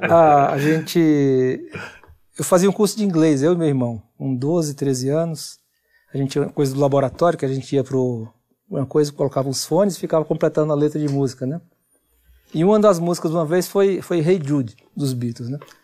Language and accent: Portuguese; Fortaleza, Ceará, Brazil; also born or lived in Camocim, Ceará; now in São Paulo, Brazil; a gente mudou de Camusim para Fortaleza, morei em Camusim até os 9 anos.